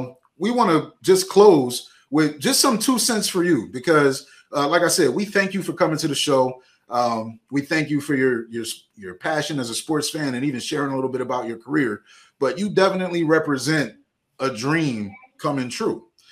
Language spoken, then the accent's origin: English; Philadelphia, Pennsylvania, United States; Growing up in Philadelphia